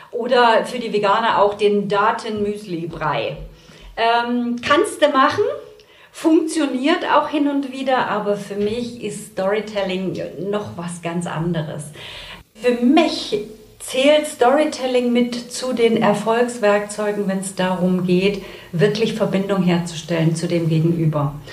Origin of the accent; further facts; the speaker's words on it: Saxony, Germany; now in Hamburg, Germany; hier aus Hamburg, nicht gebürtig in Hamburg. Ich komme aus dem tiefsten Sachsen und immer, wenn ich ein bisschen aufgeregt bin, hört man das auch.